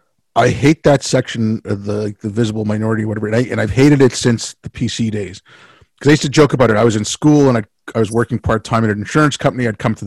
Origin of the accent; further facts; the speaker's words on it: India; born there; it's just because I was born in India and my family had been in India for a few generations